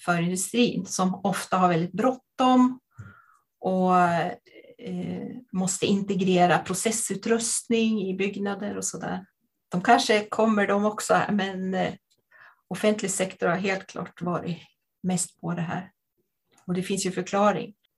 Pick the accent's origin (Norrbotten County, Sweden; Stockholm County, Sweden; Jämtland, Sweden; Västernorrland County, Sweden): Jämtland, Sweden; jag kommer från eh, Jämtland